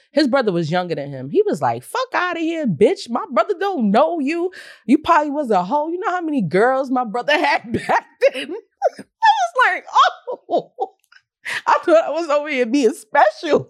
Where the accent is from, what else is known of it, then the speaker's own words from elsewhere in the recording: the South, United States; I remember growing up in the South